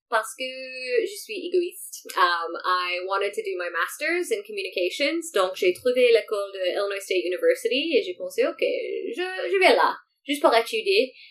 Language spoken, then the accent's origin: French; Morocco; French is a second language; Mais dans l'histoire du Maroc, euh, nous étions colonisés partout. Donc il y a des quartiers du Maroc avec l'architecture euh, d'Espagne, d'Espagne euh, ou des Français